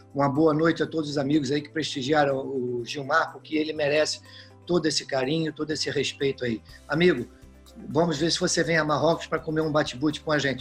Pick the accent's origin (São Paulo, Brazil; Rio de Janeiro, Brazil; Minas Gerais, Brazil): Rio de Janeiro, Brazil; now in Lousada, Portugal; Nasci no Rio de Janeiro, fiz minha vida toda, juventude, joguei futebol no Vasco da Gama